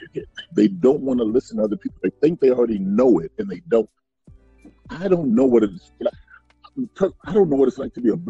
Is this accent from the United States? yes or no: yes; the South, United States; I know growing up in the South, for me, is these, you know, you had across the tracks where all the black folks live. And he had on the other side of the tracks where all the white folks lived.